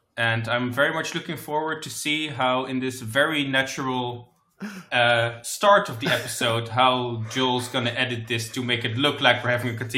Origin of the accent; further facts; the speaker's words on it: Netherlands; now in Belgium; I'm from the Netherlands, but I live in Belgium now.